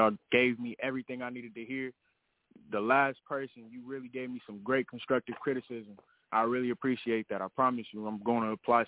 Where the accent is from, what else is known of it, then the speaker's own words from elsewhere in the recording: Phoenix, Arizona, United States; But like I said, I'm only 19. I'm just pushing myself as much as I possibly can. I'm from South Phoenix, Arizona.